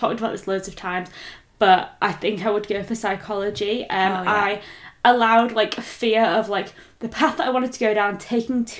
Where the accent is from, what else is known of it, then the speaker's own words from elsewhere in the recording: Leeds, Yorkshire and the Humber, United Kingdom; being from Leeds, I can confirm it is a great city